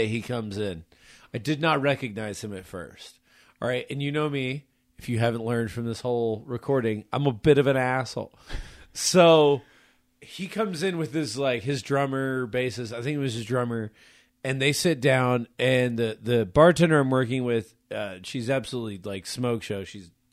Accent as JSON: {"language": "English", "town": "San Antonio", "region": "Texas", "country": "United States", "tie": "born or raised there", "moved": "yes", "lives_now": "Oklahoma, United States", "said": "I grew up in San Antonio"}